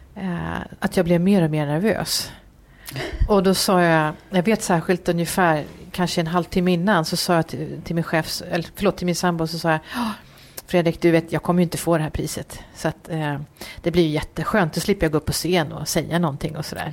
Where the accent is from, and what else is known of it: Uppsala, Uppsala County, Sweden; born or raised there; moved away as an adult; also born or lived in Varberg / Gothenburg; now in Gävle, Sweden